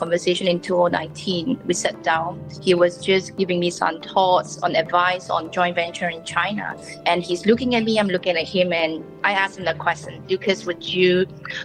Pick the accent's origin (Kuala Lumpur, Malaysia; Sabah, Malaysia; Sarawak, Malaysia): Sabah, Malaysia; also born or lived in Perak, Malaysia; now in Singapore; I was actually born in Perak, but growing up in Sabah because of my family, they had business there.